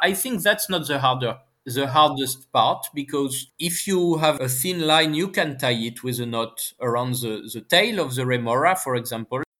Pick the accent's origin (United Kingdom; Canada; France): France; accent: French; English is a second language; my horrible French accent